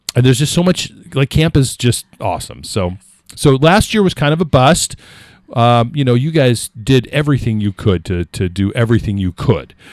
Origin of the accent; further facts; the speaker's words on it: California, United States; now in New Hampshire, United States; I grew up in California